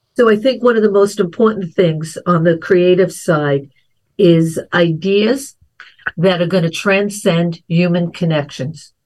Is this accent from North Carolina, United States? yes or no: no; New York, United States; growing up in New York